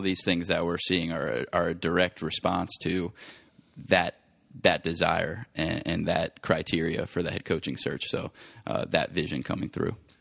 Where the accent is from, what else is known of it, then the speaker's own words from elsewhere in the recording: Cincinnati, Ohio, United States; also born or lived in Philadelphia; I was born and raised in Cincinnati